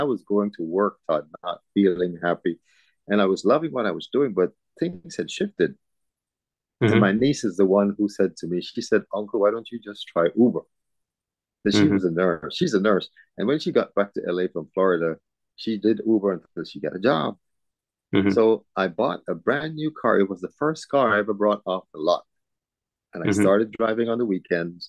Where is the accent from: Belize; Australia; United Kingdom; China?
Belize; now in Houston, United States; I was born in Belize.